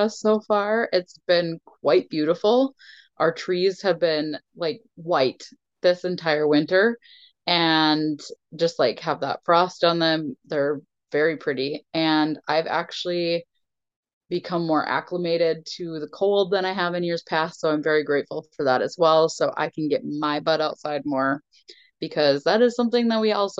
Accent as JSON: {"language": "English", "region": "Minnesota", "country": "United States", "said": "We're so Minnesotan."}